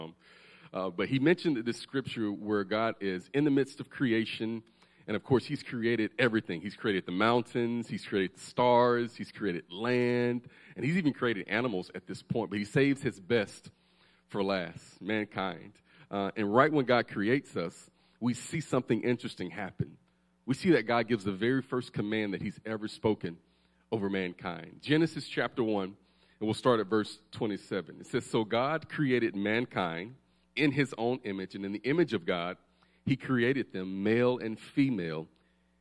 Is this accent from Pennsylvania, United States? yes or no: no; Alabama, United States; We are from Alabama